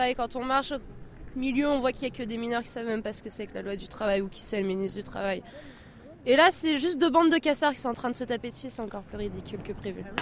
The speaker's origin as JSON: {"language": "French", "town": "Nantes", "region": "Pays de la Loire", "country": "France", "tie": "born there", "said": "Ouais, on est nantaise, nous, de naissance."}